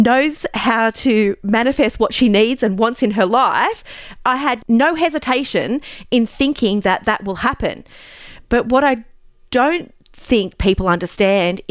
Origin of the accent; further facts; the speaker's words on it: Newcastle, New South Wales, Australia; I grew up in Newcastle as well